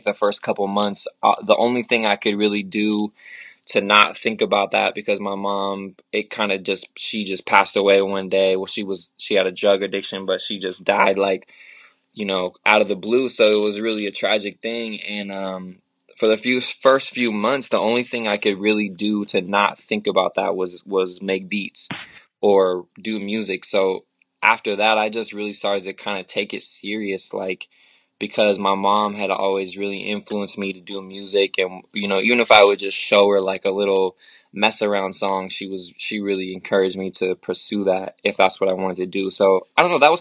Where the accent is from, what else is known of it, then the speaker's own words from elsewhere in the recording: Portland, Oregon, United States; moved away as an adult; now in Oakland, United States; born and raised in Portland